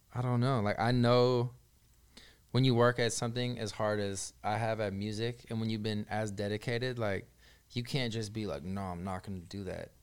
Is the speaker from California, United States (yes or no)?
yes; the Bay Area, California, United States; I'm from the Bay.